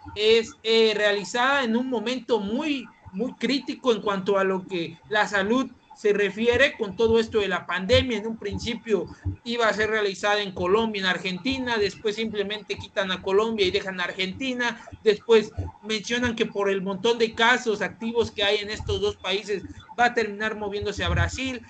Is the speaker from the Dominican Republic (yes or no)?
no; Mexico; nosotros como mexicanos